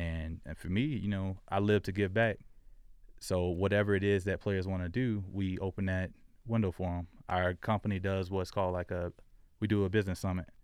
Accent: Jacksonville, Florida, United States; moved away as an adult; also born or lived in South Dakota; I grew up in Florida

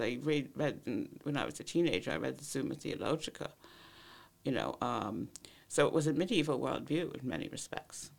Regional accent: United States; moved away as an adult; now in Ireland; I grew up in Cold War America

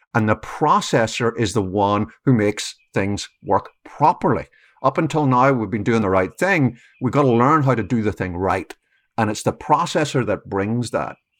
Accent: Ireland; moved away as an adult; now in United States; I've been here twenty years, but I grew up in Ireland

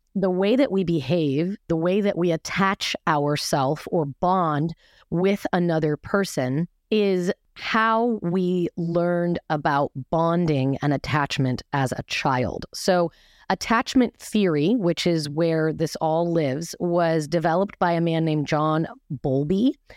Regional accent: Seattle, Washington, United States; I was raised in Seattle in an extremely conservative, fundamentalist, religious

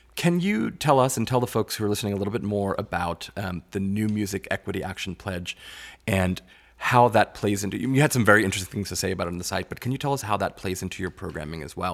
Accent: Long Island, New York, United States; I grew up on Long Island

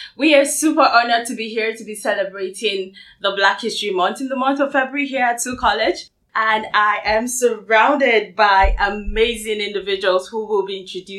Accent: Nigeria; now in Canada; I'm Nigerian.

